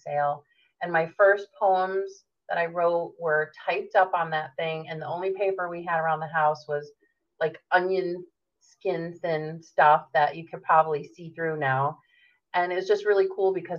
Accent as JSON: {"language": "English", "region": "Connecticut", "country": "United States", "tie": "born or raised there", "said": "So I was born and raised in Connecticut, which is also known as the Nutmeg State."}